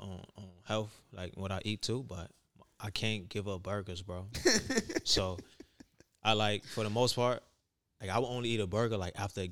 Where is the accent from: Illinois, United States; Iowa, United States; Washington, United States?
Illinois, United States; Chicago; But originally, I'm from the South Side